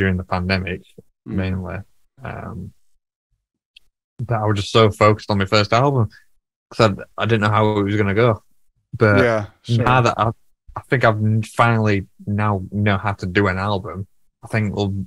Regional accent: Sheffield, Yorkshire and the Humber, United Kingdom; moved away as an adult; now in Chesterfield, United Kingdom; I'm from Sheffield, but I moved to Chesterfield last year.

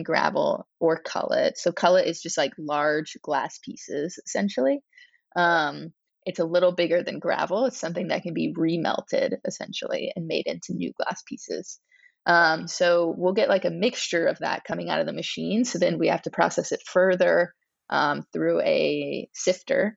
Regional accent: Louisiana, United States; growing up in Louisiana

